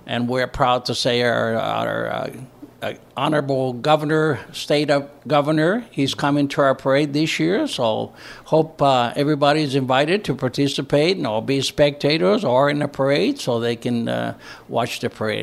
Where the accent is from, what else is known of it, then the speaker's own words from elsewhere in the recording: northern Greece, Greece; also born or lived in Indianapolis, Indiana; now in Brownsburg, United States; I was born and raised in northern Greece, in a small village